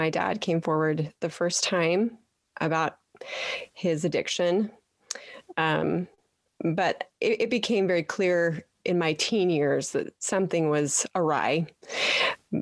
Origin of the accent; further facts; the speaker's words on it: Petersboro, Utah, United States; I am a Utah girl, born and raised in Petersboro